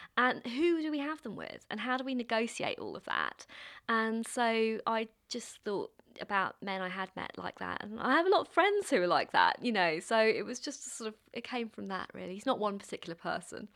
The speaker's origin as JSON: {"language": "English", "region": "London", "country": "United Kingdom", "tie": "born or raised there", "said": "I grew up in London"}